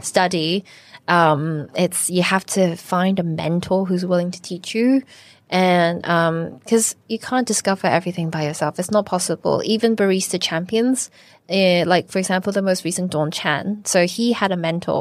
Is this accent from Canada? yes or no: yes; Canada; now in Hong Kong; I was born in Canada, but my mum is from Shanghai